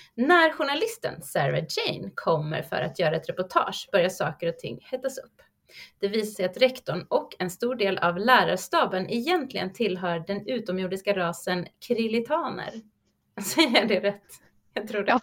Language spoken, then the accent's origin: Swedish; Sweden; oss som svenskar